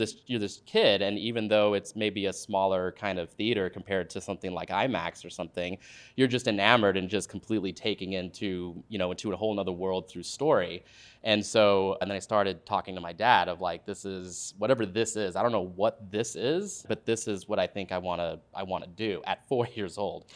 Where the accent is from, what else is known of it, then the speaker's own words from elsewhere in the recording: Dallas, Texas, United States; moved away as an adult; now in Los Angeles, United States; I'm from, I'm from Dallas, Texas originally, and just grew up there.